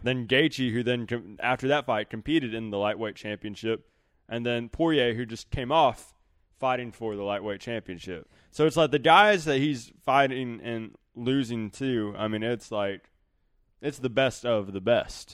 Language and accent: English; the South, United States; growing up in the South.